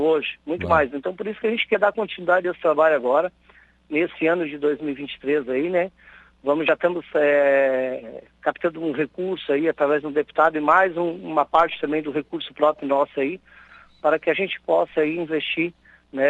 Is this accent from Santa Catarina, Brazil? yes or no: yes; Balneário Gaivota, Santa Catarina, Brazil; aqui da minha terra, da minha cidade aqui de Balneário Gaivota.